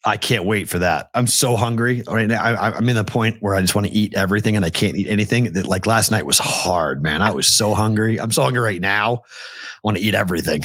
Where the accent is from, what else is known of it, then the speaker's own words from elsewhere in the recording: Boston, Massachusetts, United States; moved away; I'm from Boston